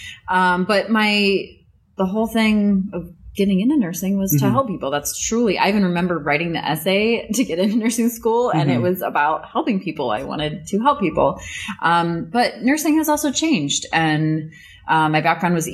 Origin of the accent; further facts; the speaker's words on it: Northwest Indiana, United States; moved away as an adult; now in Florida, United States; I'm from Northwest Indiana